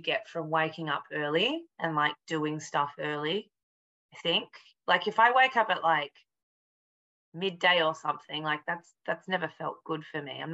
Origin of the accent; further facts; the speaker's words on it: Perth, Western Australia, Australia; also born or lived in Melbourne; now in London, United Kingdom; I'm originally from Perth, which is on the west coast, but my family probably for the last 20 years or so has been living in Melbourne